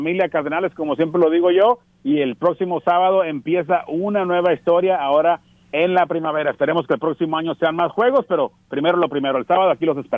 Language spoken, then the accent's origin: Spanish; Tijuana, Baja California, Mexico; now in California, United States; Yo, yo nací en Tijuana.